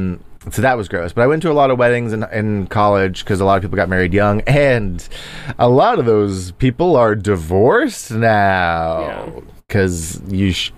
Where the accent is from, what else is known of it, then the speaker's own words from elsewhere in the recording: Texas, United States; moved away; I'm from Texas and small town, and a lot of my small town Texas friends got married young